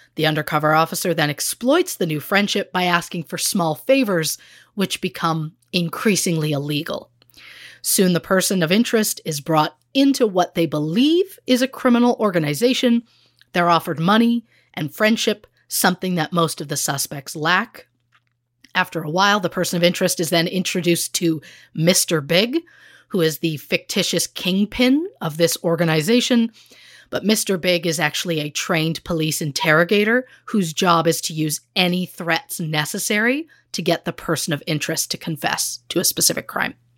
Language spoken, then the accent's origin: English; Moose Jaw, Saskatchewan, Canada; my hometown of Moose Jaw, Saskatchewan